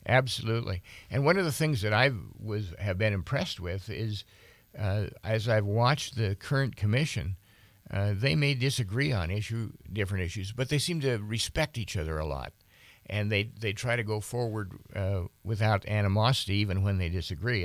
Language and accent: English; Bozeman, Montana, United States; now in Helena, United States; born, born and raised in Bozeman.